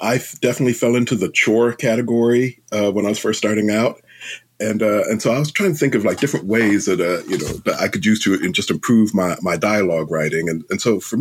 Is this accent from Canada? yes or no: no; London, United Kingdom; now in United States; I was born in London.